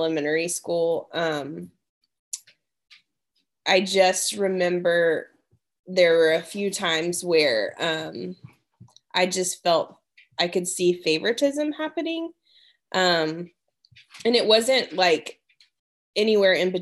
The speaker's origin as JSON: {"language": "English", "town": "Dallas", "region": "Texas", "country": "United States", "tie": "born or raised there", "also_born_or_lived": "Washington, D.C.", "moved": "yes", "lives_now": "Smyrna, United States", "said": "where I grew up in Dallas, it was pretty diverse"}